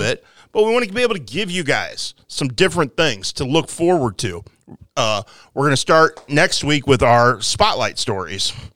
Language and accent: English; Quincy, Illinois, United States; I played Quincy Soccer League